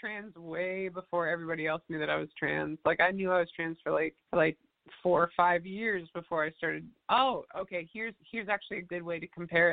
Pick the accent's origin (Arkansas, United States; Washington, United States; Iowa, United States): Washington, United States; Seattle; I was born and raised in Seattle.